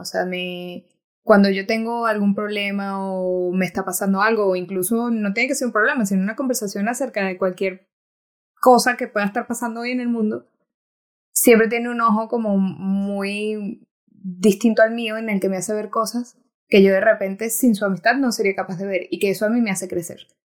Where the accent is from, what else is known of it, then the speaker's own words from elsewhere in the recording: Timotes, Mérida, Venezuela; moved away; Soy de una, un pueblo pequeñito en Venezuela que el que me está escuchando se llama Timotes, pueden ir a buscarlo en el mapa, no pasa nada si no lo conocen. es del estado Mérida.